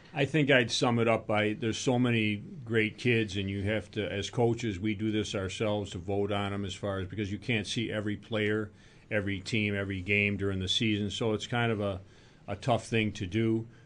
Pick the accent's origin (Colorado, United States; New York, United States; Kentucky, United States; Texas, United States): New York, United States; Rochester; I grew up in Rochester